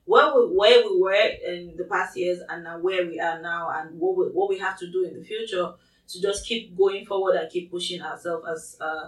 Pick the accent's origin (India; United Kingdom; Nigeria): Nigeria; now in Canada; I am Nigerian